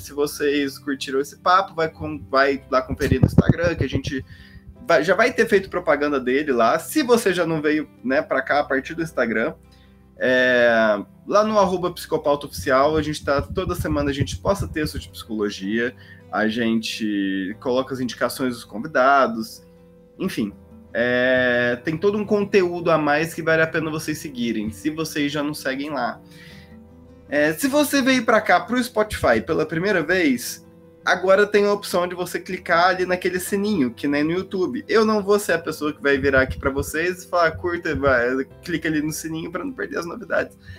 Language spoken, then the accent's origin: Portuguese; Minas Gerais, Brazil; accent: Minas Gerais; às vezes ouve meu sotaque até de Minas Gerais